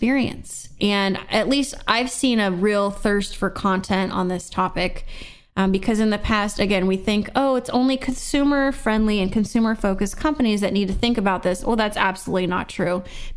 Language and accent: English; Seal Beach, California, United States; growing up in Seal Beach, California, in Orange County